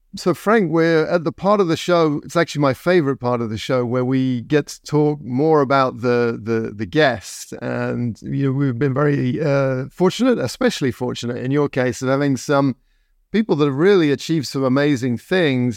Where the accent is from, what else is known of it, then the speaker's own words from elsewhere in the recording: England, United Kingdom; moved away as an adult; now in United States; when I grew up, um, in the seventies in England